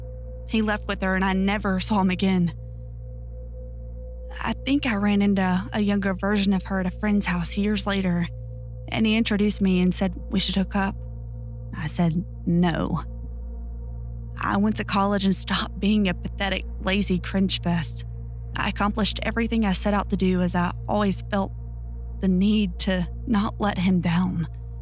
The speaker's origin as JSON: {"language": "English", "region": "Ohio", "country": "United States", "tie": "born or raised there", "said": "I grew up in Ohio in the 70s, and me and my childhood friend Joe were outside all the time we could manage it."}